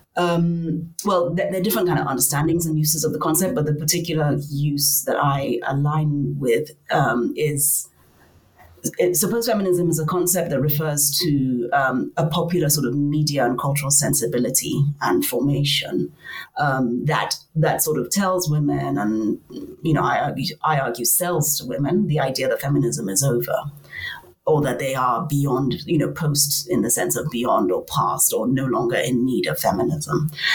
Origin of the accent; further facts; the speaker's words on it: Nigeria; moved away as an adult; also born or lived in Cape Town, South Africa / Lagos, Nigeria; I come from Nigeria.